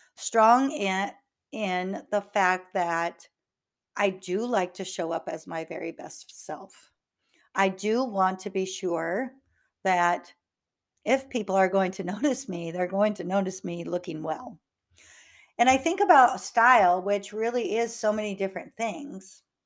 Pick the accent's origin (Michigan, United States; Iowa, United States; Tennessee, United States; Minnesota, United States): Iowa, United States; North; now in Houston, United States; I grew up in North Iowa